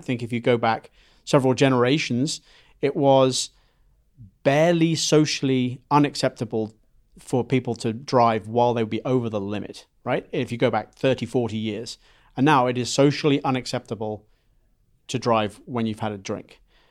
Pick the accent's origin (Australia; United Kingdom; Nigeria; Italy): United Kingdom; England; accent: mid-Atlantic; now in United States; so I come from England.